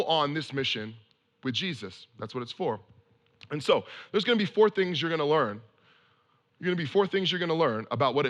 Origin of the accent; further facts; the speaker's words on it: Bay Area, California, United States; now in San Francisco, United States; I grew up in the Bay Area in California, and I bounced all around this place